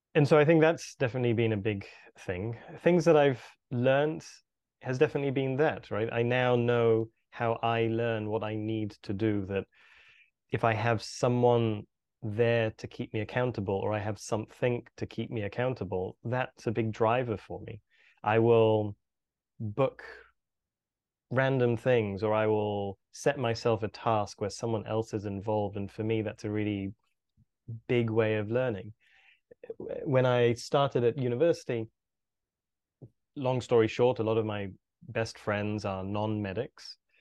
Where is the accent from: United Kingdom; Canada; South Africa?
United Kingdom; Birmingham, West Midlands; I was born and bred in the U K, grew up in a, in a city called Birmingham